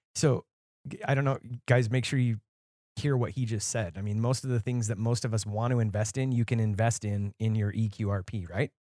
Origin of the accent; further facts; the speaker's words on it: Nevada, United States; moved away; I was originally from Nevada